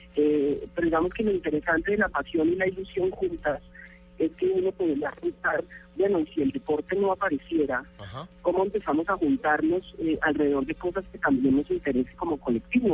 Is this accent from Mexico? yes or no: no; Colombia; como patriotas, como colombianos